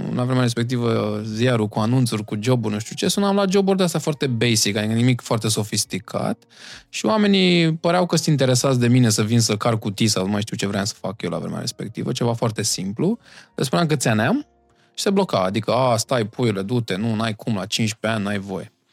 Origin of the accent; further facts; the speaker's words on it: Bucharest, Romania; Eu vin din Iancul în Pantelimon, uh, acolo unde uh, s-au născut băieții aia faimoși